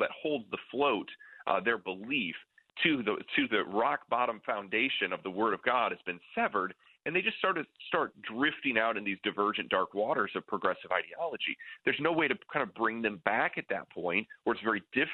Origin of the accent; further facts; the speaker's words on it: near Lake Michigan, Great Lakes, United States; I grew up near Lake Michigan